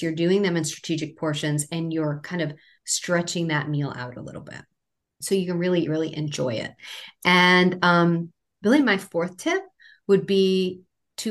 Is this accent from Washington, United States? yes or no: no; Maine, United States; I grew up in Maine